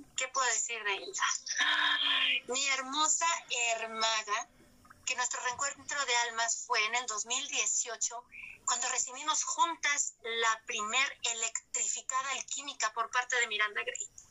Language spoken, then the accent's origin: Spanish; Mexico; como mexicana